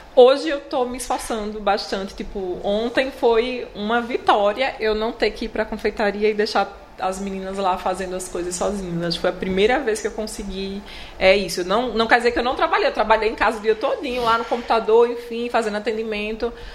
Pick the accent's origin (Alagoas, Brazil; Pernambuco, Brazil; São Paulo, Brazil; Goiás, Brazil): Alagoas, Brazil; Palmeira dos Índios; moved away as an adult; now in Maceió, Brazil; Eu sou do interior, né? Sou do Palmeiras dos Índios. E aí eu vim para Maceió